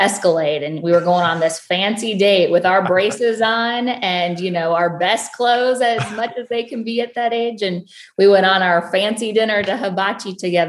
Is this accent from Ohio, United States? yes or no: yes; Ohio, United States; I am born and raised in a small town in Ohio